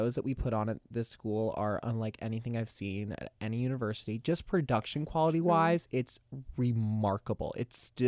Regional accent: Tallahassee, Florida, United States; Well, I have a really close connection to Florida State since I'm from Tallahassee.

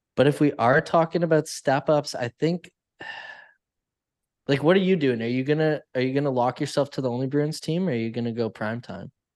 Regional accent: Canada; I'm Canadian.

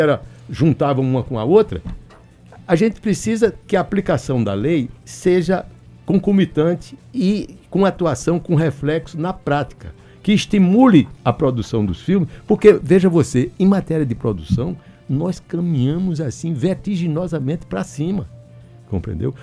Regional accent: Northeast Region, Brazil; nós todos que somos nordestinos

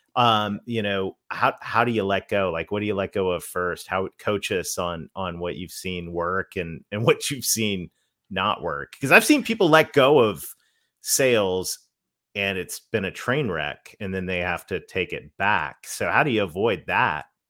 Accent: Canada; but I'm Canadian

